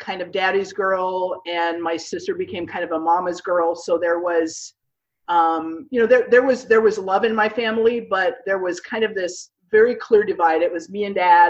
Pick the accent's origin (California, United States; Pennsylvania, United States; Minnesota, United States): Minnesota, United States; moved away as an adult; now in Houston, United States; I grew up in Minnesota, and I ended up feeling the Lord